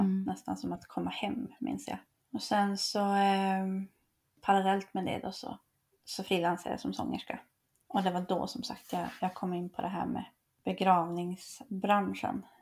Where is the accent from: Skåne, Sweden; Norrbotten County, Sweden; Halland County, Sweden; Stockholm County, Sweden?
Norrbotten County, Sweden; Piteå; jag kommer från, från Pite, ehm, så på den tiden så var det där uppe i Piteå